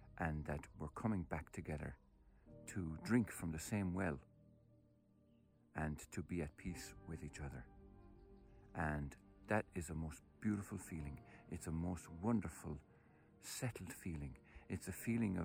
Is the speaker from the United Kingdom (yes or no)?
no; Tipperary, Munster, Ireland; I was born in Tipperary